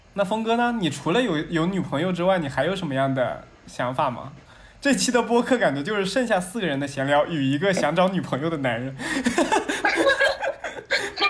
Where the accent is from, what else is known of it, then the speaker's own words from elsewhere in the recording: southern China, China; 我是所以南方人